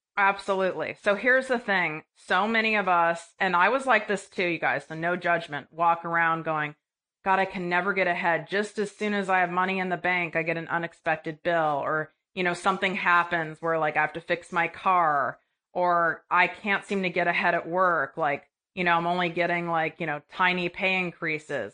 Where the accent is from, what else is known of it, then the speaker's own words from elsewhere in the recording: Midwest, United States; I was raised in the Midwest